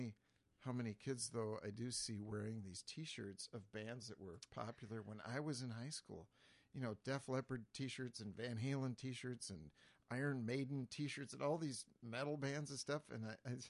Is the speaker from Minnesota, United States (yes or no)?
yes; Jackson, Minnesota, United States; I grew up in Jackson, Minnesota